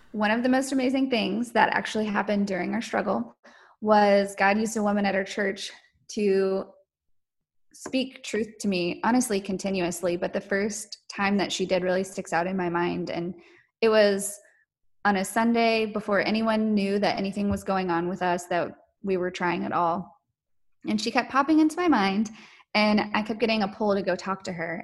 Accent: North Carolina, United States; I was born and raised in North Carolina

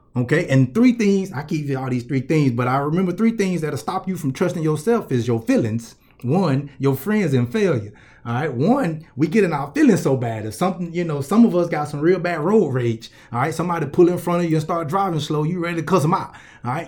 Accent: Columbus, Georgia, United States; I'm from Columbus, Georgia

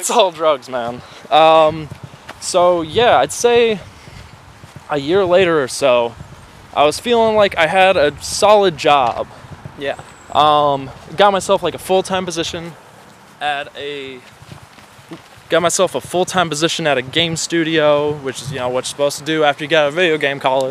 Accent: Illinois, United States; moved away as an adult; I moved away from home from the Midwest against my parents' wishes

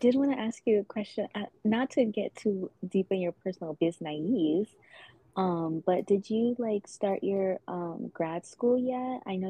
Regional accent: Miami, Florida, United States; moved away as an adult; also born or lived in Atlanta; I grew up there

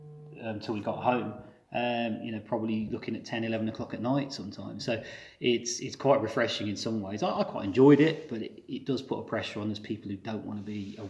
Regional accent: Coventry, West Midlands, United Kingdom; We come from Coventry and we ended up basically not having to go very far for everything.

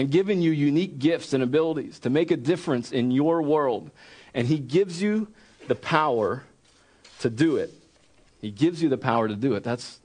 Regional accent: Wilmington, Delaware, United States; moved away as an adult; also born or lived in central Pennsylvania; I grew up in Wilmington, Delaware, and I was not around farms.

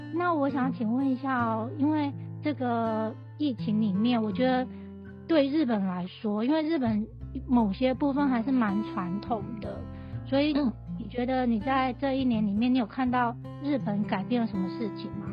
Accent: Taiwan; now in Japan; 身为一个在外国的台湾人

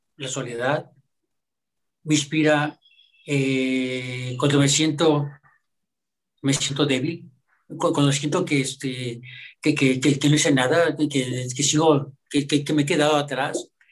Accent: Monterrey, Nuevo León, Mexico; Sí soy mexicano, mi padre era originario de Oaxaca y yo aquí nativo de Monterrey

